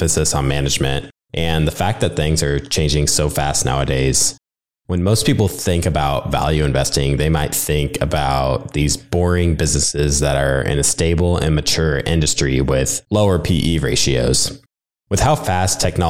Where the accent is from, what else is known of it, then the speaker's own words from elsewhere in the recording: Nebraska, United States; I'm from Nebraska